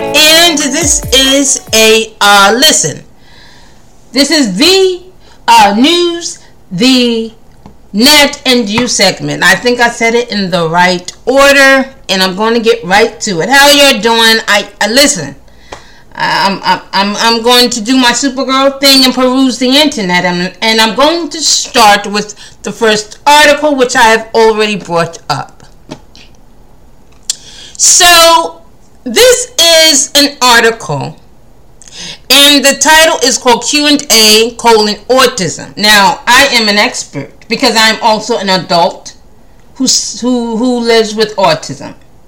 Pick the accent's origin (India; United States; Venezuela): India; And to be quite honest, I am also Indian. I'm just a great mix.